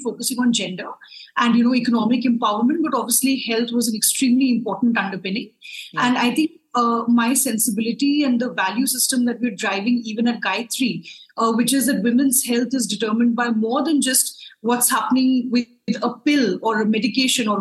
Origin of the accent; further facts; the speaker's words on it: Lucknow, Uttar Pradesh, India; now in New Delhi, India; I grew up in a smaller town in India, called Lucknow